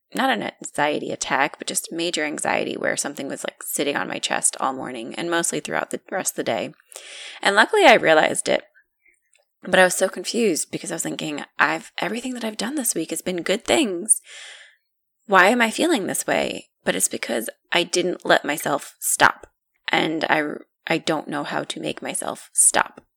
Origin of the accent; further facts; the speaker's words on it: United States; moved away; we are from originally from New York and New Jersey, and we are very friendly people